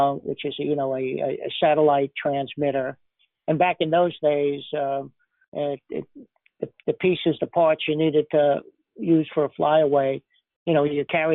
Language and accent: English; New York City, New York, United States; moved away as an adult; now in Washington, D.C., United States; I was born and raised in the Bronx, New York City